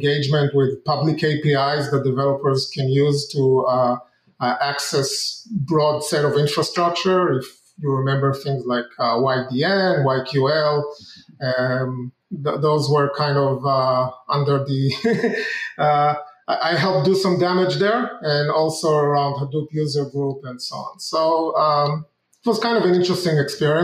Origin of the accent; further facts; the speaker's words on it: Israel; moved away as an adult; now in United States; I'm originally from Israel. I moved to the U.S.